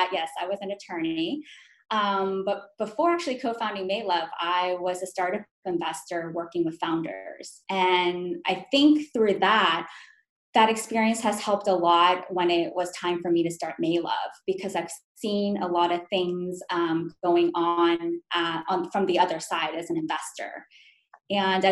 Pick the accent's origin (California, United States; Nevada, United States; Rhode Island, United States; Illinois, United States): California, United States; Calabasas; also born or lived in New York; I'm Korean American, and so I was born in New York and raised in Calabasas, California